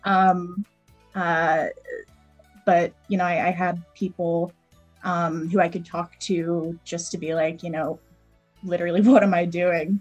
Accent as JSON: {"language": "English", "area": "East Coast", "region": "Northeast", "country": "United States", "tie": "born or raised there", "said": "I grew up in the East Coast, sort of northeastern small suburb."}